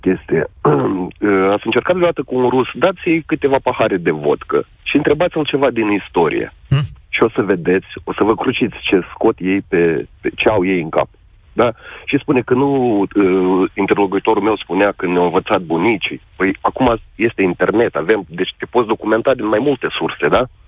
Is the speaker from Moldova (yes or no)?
yes; Bessarabia, Moldova; Eu sunt român din Basarabia